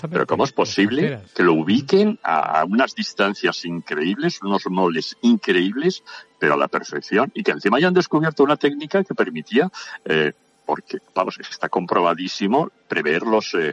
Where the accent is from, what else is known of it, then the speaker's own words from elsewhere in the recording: Navarre, Spain; moved away; also born or lived in Extremadura / Madrid / Basque Country; mi tierra de origen, mi tierra de origen, Navarra, célebre eh, por sus Sanfermines